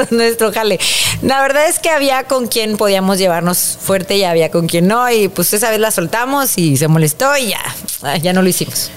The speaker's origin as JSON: {"language": "Spanish", "country": "Mexico", "said": "así somos los mexicanos"}